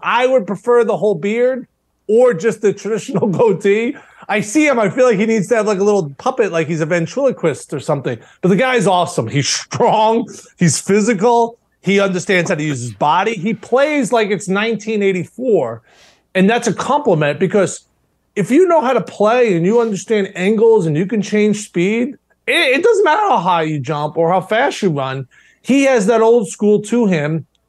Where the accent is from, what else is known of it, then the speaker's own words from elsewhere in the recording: Long Island, New York, United States; grew up in the same area. We're both from Long Island